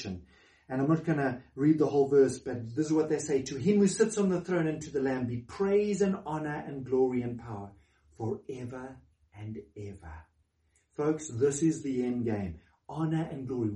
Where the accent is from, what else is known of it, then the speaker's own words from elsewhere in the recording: South Africa; as a South African